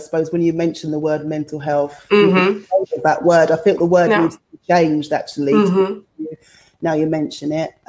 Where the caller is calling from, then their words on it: London, United Kingdom; But I feel that here, maybe coming from the West, because I'm talking from London, I feel that needs to be identified further and there needs to be a budget for it.